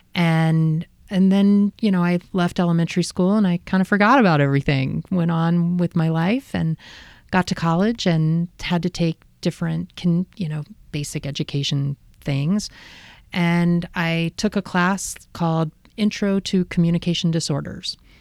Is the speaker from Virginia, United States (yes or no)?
yes; Midlothian, Virginia, United States; moved away; also born or lived in Encinitas, California; I grew up in a, um, town outside of Richmond, Virginia called Midlothian.